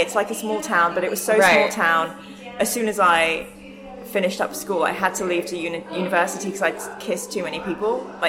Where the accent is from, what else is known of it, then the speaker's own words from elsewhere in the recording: Reading, South East England, United Kingdom; moved away; as a kid growing up in Reading